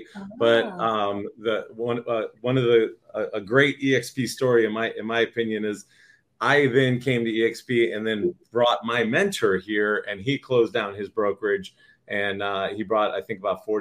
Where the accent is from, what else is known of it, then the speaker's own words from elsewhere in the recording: San Diego, California, United States; also born or lived in Boston, Massachusetts / Las Vegas, Nevada; I'm originally from Boston, Massachusetts. I moved out to San Diego, California in 1984 when I was just 8 years old, and been living here pretty much every year except for 1 year